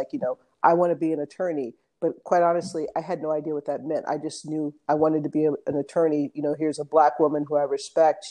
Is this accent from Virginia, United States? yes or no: no; Los Angeles, California, United States; moved away as an adult; also born or lived in Hawaii; now in Oakland, United States; I grew up in the West Hollywood area of Los Angeles, went to undergrad there